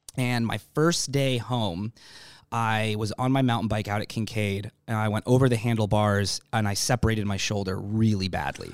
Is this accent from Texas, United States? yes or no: no; Anchorage, Alaska, United States; moved away as an adult; now in San Diego, United States; Raised in Alaska. My family moved me up here when I was nine, ten months old, and I was raised in Anchorage